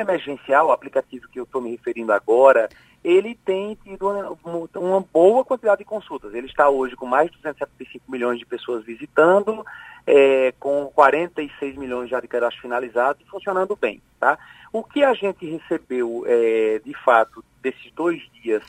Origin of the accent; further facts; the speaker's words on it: Pernambuco, Brazil; sou pernambucano.